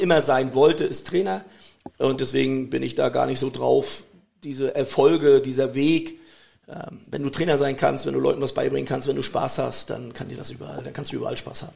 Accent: Germany; Ich bin in der DDR groß geworden, das hat mir sehr, sehr viel gebracht

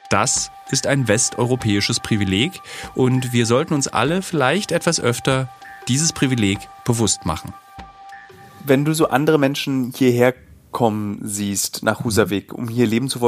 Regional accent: Germany; in welcher privilegierten Position wir uns als Deutsche befinden, sogar wenn wir in andere Länder auswandern.

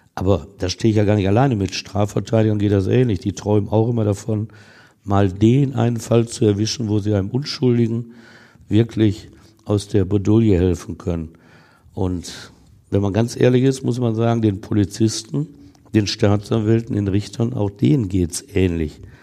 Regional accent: Essen, North Rhine-Westphalia, Germany; aus meiner Heimatstadt Essen

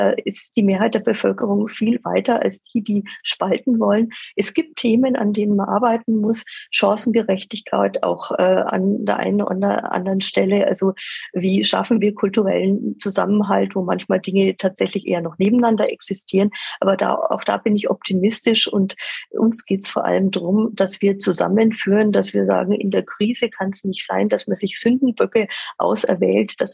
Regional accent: Nuremberg, Bavaria, Germany; Und für mich als Nürnbergerin ist die Sache natürlich ganz klar.

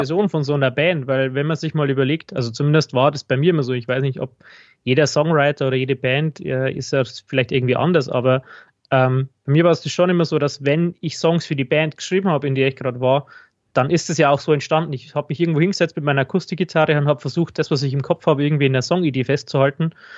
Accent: Regensburg, Bavaria, Germany; ich komme aus Regensburg

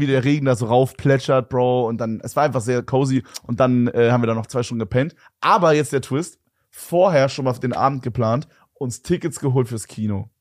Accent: Berlin, Germany; da gab es nur so Naturfilme bei uns in Berlin

